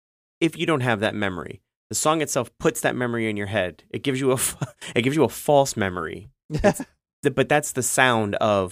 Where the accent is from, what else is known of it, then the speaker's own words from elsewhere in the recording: New York City, New York, United States; I was born and raised in the Bronx.